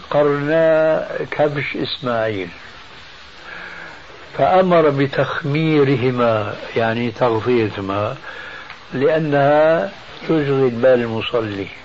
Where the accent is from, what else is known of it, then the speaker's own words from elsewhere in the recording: Syria; في ثوب له أعلام هذه عندنا في الشام تسمى بالصاية